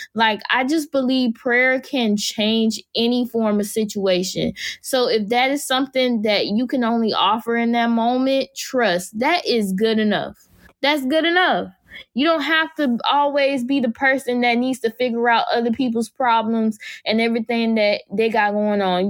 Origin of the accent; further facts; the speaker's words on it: Jacksonville, Florida, United States; my hometown is Jacksonville, Florida.